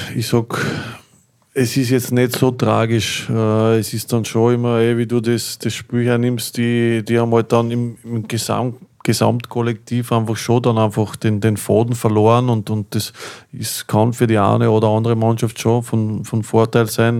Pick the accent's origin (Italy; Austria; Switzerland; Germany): Austria; Linz, Upper Austria; für mich als, als gebürtigen Linzer